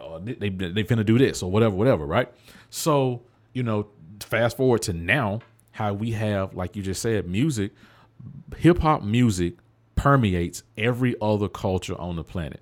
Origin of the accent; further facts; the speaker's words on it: the South, United States; I grew up in the South